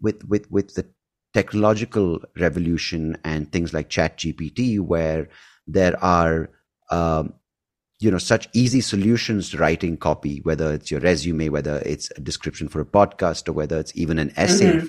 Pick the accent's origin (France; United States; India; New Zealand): India; I grew up in India